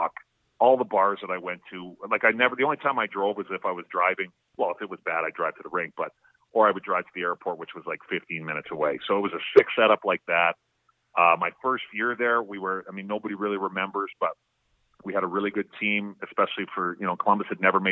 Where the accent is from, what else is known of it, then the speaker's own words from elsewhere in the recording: Edmonton, Alberta, Canada; my hometown team, Edmonton